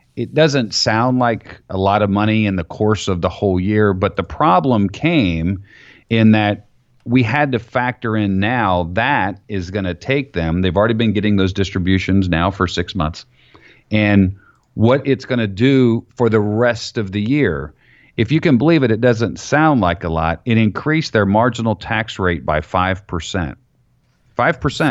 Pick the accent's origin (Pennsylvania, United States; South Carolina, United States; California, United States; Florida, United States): Florida, United States; I grew up in Florida